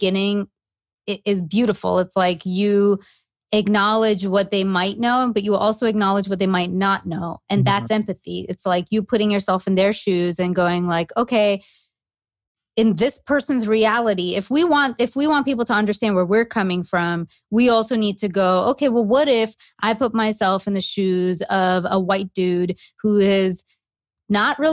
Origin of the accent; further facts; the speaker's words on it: Canada; moved away as an adult; now in United States; growing up in Canada